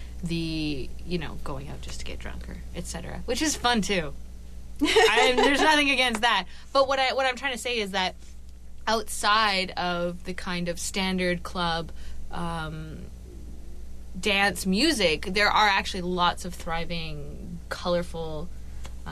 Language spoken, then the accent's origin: English; Vancouver suburbs, British Columbia, Canada; also born or lived in Burnaby; now in Vancouver, Canada; I did live in the suburbs a lot of my kind of high school-y and first couple years of college, and then I kind of moved through Burnaby back to Vancouver